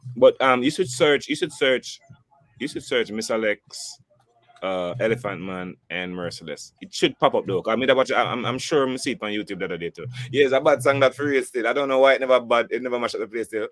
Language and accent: English; Jamaica; I'm I'm Jamaican